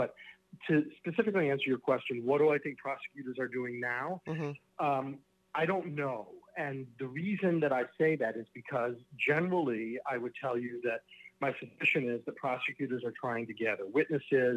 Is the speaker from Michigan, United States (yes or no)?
yes; Michigan, United States; also born or lived in Chicago; I then moved back to my hometown in Michigan